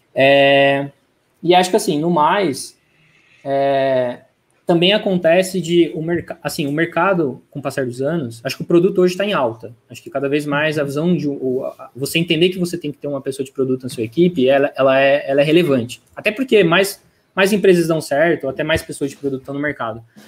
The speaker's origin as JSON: {"language": "Portuguese", "town": "Franca", "region": "São Paulo", "country": "Brazil", "tie": "born or raised there", "moved": "as an adult", "lives_now": "São Paulo, Brazil", "said": "nasci em São Paulo, mas molequinho vim para Franca, interior de São Paulo. É, fiquei aqui até meus 18 anos"}